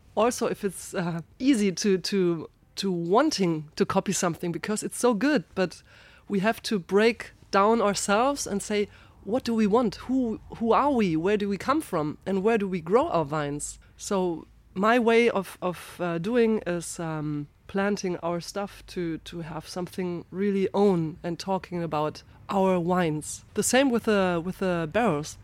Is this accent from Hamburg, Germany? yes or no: no; Ingelheim, Rhineland-Palatinate, Germany; I'm from Rheinhessen, from the very northern part in that region, from Ingelheim.